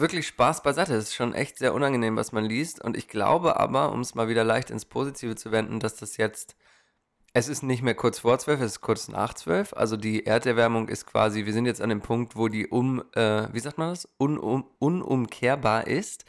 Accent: Hanover, Lower Saxony, Germany; now in Portland, United States; wie grün wir aufgewachsen sind in der Stadt.

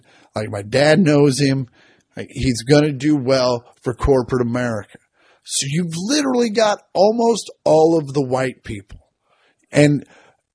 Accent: Kansas, United States; I grew up in Kansas

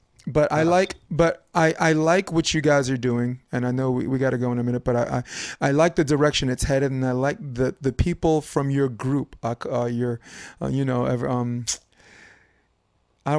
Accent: United States; an American

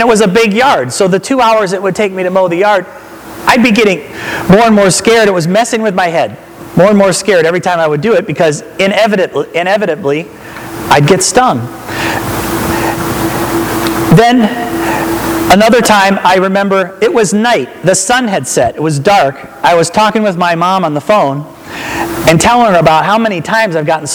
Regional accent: Akron, Ohio, United States; I'm from Akron

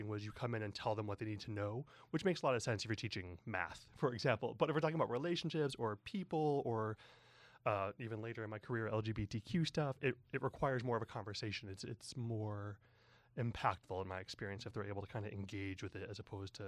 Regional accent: the Midwest, outside Chicago, Illinois, United States; moved away as an adult; now in San Francisco, United States; I grew up in the Midwest, outside Chicago, and I moved to San Francisco about, 18 years ago

